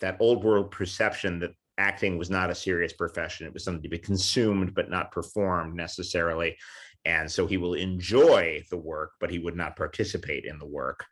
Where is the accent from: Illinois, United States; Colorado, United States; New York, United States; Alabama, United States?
New York, United States; New York City; also born or lived in Queens, New York; I grew up in New York City.